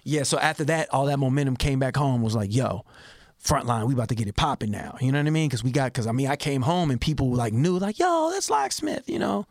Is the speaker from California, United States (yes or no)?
yes; Richmond, California, United States; also born or lived in Berkeley, California; born in Berkeley, raised in Richmond